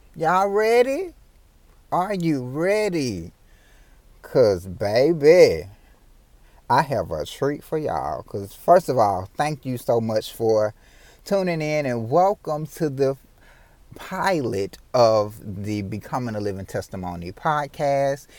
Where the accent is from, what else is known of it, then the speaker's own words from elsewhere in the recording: Memphis, Tennessee, United States; I was born and raised in Memphis, Tennessee